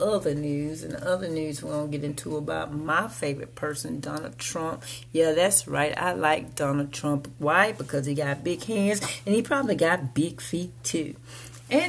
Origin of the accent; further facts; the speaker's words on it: United States; I consider America my house and American people my family.